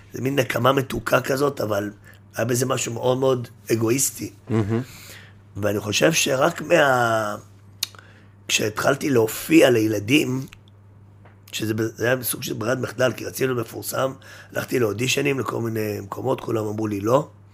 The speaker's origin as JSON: {"language": "Hebrew", "town": "Jerusalem", "region": "Jerusalem District", "country": "Israel", "tie": "born or raised there", "said": "גדלתי בירושלים"}